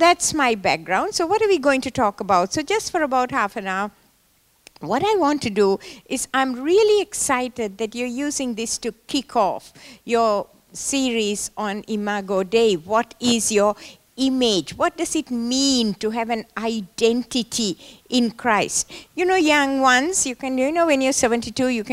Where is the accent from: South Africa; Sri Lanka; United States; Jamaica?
Sri Lanka; I was born in Sri Lanka, in the tea plantations of Sri Lanka. And I went to school there